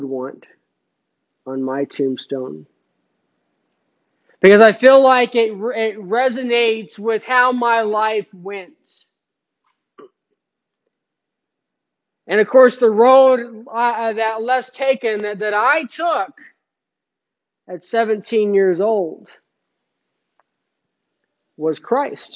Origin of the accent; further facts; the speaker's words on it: Phoenix, Arizona, United States; in high school, I grew up in Phoenix